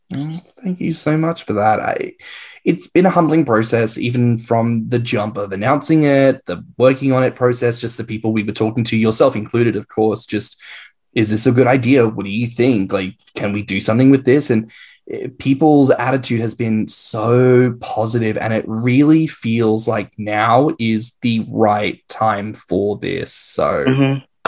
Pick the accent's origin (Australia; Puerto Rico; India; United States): Australia; now in England, United Kingdom; as an Australian living in England, I am an immigrant